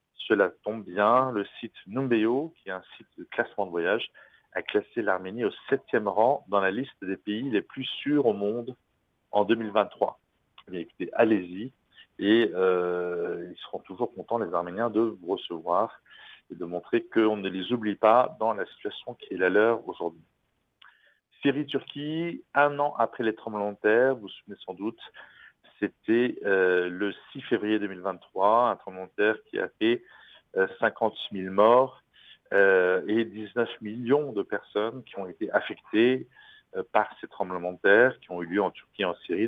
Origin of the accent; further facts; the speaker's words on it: France; ici chez nous en France